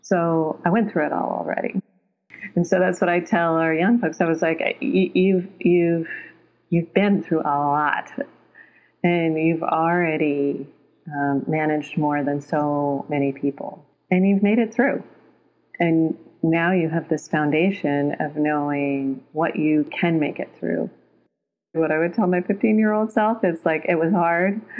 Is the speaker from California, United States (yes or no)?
yes; Concord, California, United States; moved away as an adult; also born or lived in Canada / Long Beach, California / London; now in Los Angeles, United States; I was born in Canada. I was adopted at 6 months old. And shortly after I was adopted, my adoptive family moved to Northern California, to the Bay Area, mm-hmm. Concord